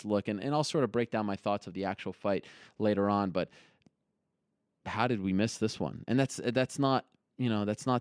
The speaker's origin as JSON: {"language": "English", "town": "Montreal", "region": "Quebec", "country": "Canada", "said": "I'm from Montreal"}